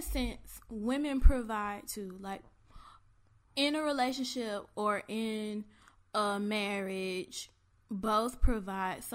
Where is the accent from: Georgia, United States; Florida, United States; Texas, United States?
Florida, United States; Orlando; I'm an average girl born and raised in Orlando